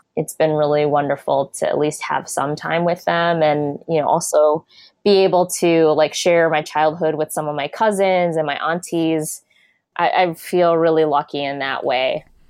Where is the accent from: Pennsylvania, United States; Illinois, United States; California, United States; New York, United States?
Illinois, United States; Des Plaines; I grew up in a suburb of Chicago called Des Plaines, and I grew up in the eighties